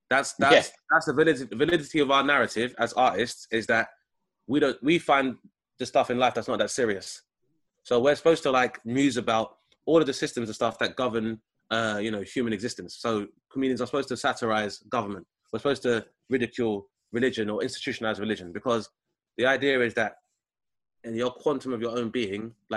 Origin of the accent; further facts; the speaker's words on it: London, United Kingdom; I grew up in Southeast London